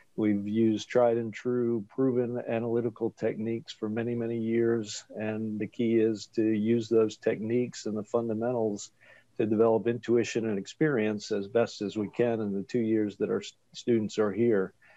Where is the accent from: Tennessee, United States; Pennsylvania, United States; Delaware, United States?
Delaware, United States; Wilmington; moved away as an adult; also born or lived in Washington, D.C. / Texas; now in Chapel Hill, United States; I'm originally from Wilmington, Delaware